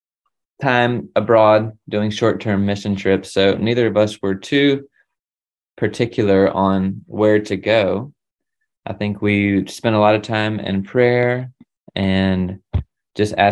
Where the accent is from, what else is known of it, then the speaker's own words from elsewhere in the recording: the Carolinas, United States; first language English; moved away as an adult; I'm from the Southeast in the Carolinas, and I was raised also in a Christian home